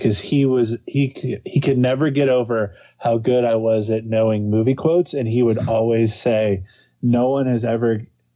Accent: Cincinnati, Ohio, United States; also born or lived in Los Angeles; I'm from Cincinnati. Like I just have this hometown pride

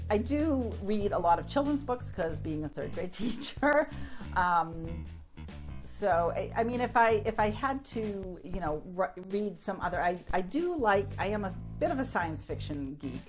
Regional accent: Haverhill, Massachusetts, United States; growing up in Haverhill, we were you know not too far from the ocean

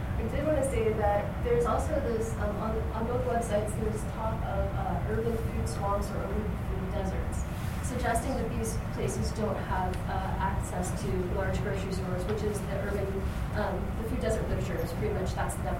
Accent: Indiana, United States; now in Miami, United States; I am from Indiana

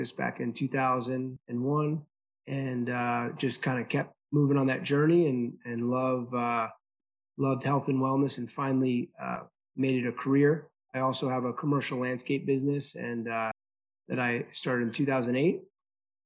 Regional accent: New Jersey, United States; now in Phoenix, United States; I grew up in New Jersey, born and raised out there.

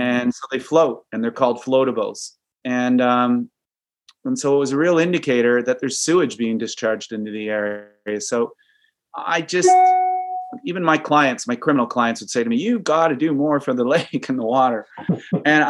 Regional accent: Kitchener, Ontario, Canada; I grew up in Kitchener, so we had the Grand River

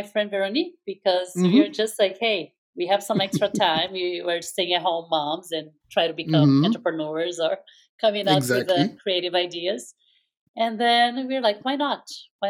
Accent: Brazil; moved away as an adult; now in Bay Area, United States; I'm Brazilian and I've been living here in the Bay Area since 2005, so for a while now.

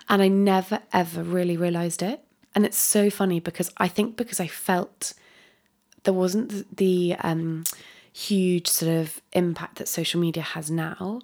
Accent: Dorset, South West England, United Kingdom; I live, I grew up in Dorset

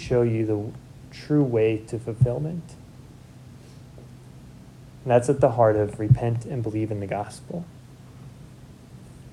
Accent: Seward, Nebraska, United States; I'm from Seward

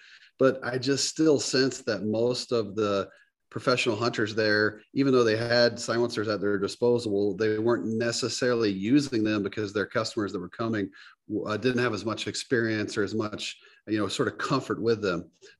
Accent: the South, United States; Growing up in the South, just the basic stuff.

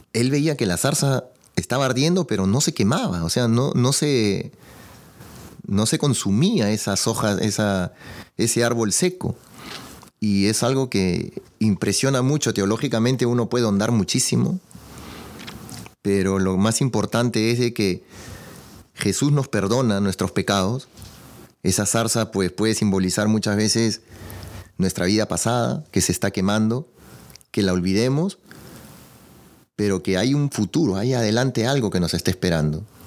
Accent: Peru; yo soy de Perú

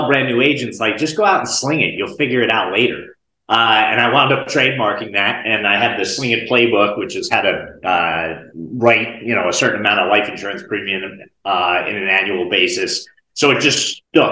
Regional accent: Bergen County, New Jersey, United States; now in North Carolina, United States; I grew up in Northeast New Jersey, Bergen County, like right outside of Manhattan. Right now I live in North Carolina, but born and raised in North Jersey

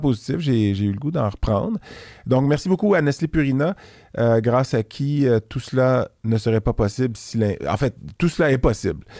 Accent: Quebec, Canada; je suis un Québécois

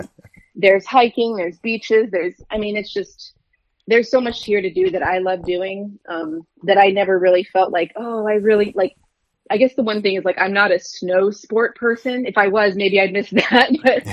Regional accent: Michigan, United States; also born or lived in San Francisco / Germany / Colorado / California; I was born in San Francisco, moved around Germany, Colorado. I spent some time in Michigan in middle and high school. And then I moved back to California for college.

